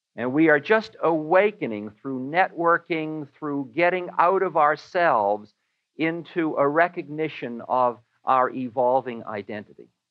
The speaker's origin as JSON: {"language": "English", "town": "Newton", "region": "Massachusetts", "country": "United States", "said": "I am a boy from Newton"}